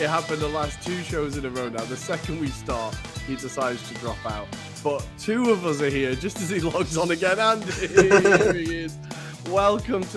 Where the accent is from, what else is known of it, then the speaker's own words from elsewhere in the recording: near Blackpool, North West England, United Kingdom; I grew up near Blackpool, Pleasure Beach